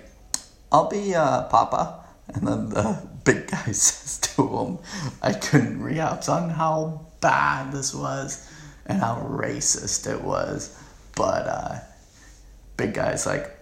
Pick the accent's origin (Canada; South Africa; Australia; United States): Canada; I'm pure Canadian